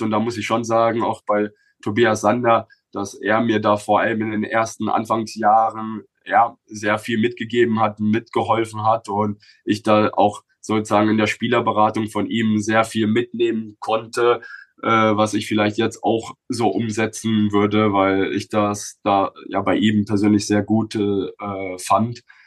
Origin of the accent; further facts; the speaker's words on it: Bochum, North Rhine-Westphalia, Germany; moved away as an adult; meinen Heimatverein, wo ich aufgewachsen bin, äh, vom VfL Bochum